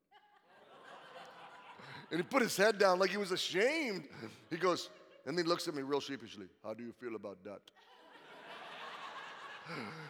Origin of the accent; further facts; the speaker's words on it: United States; as an American